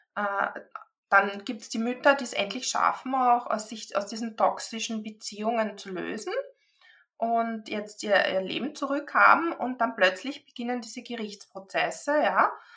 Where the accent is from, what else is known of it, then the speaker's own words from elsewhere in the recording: Austria; bei uns in Österreich